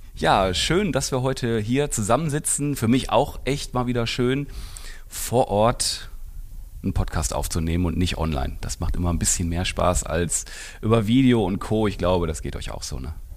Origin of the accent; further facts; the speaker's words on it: Essen, North Rhine-Westphalia, Germany; für ein Essener Kind wie mich